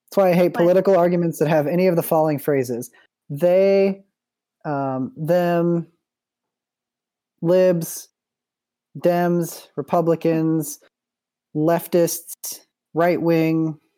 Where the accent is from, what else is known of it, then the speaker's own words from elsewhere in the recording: United Kingdom; So it's like, okay, first of all, we're British, so we don't give a shit.